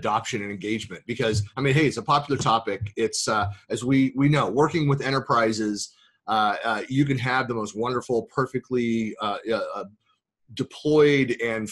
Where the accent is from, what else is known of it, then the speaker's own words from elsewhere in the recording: Bay Area, California, United States; accent: Bay Area; my Bay Area accent